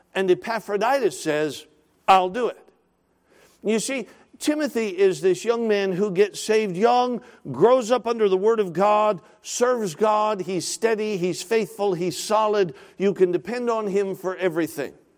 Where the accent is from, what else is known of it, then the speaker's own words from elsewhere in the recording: Alaska, United States; now in Woodbridge, United States; I grew up in Alaska, spent all my life in Alaska